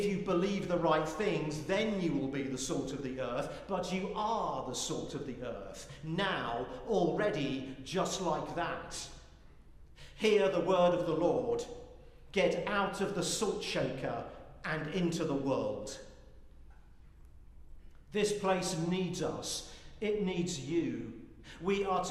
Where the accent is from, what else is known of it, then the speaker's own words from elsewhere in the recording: United Kingdom; moved away as an adult; now in United States; I'm British